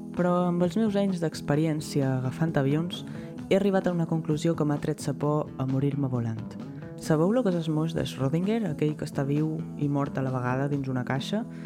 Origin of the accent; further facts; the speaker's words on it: Mallorca, Balearic Islands, Spain; Jo sóc de Mallorca